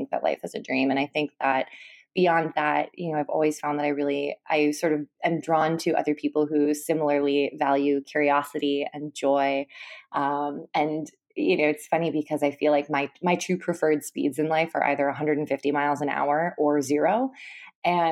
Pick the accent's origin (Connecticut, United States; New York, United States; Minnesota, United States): Minnesota, United States; I grew up in Minnesota, which is actually where I am right now.